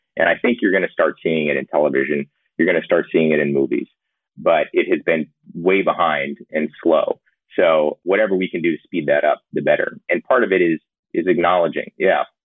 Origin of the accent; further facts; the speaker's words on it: Georgia, United States; I grew up in Georgia.